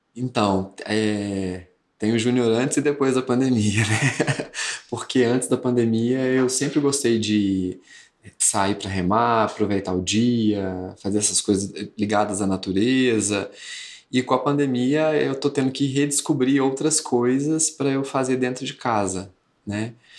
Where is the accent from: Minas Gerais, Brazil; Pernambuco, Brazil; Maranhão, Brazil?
Minas Gerais, Brazil; Congonhas; moved away as an adult; eu sou de Congonhas e vim morar aqui com os 18 anos